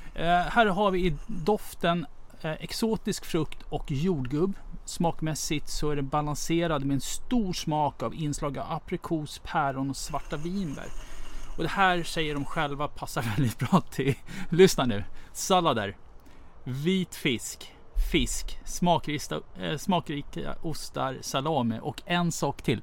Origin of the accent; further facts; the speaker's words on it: Russia; now in Sweden; som ryss själv